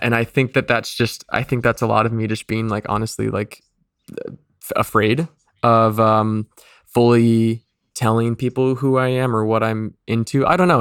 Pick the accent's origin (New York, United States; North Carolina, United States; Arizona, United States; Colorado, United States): Arizona, United States; Mesa; moved away; I was born in Mesa, Arizona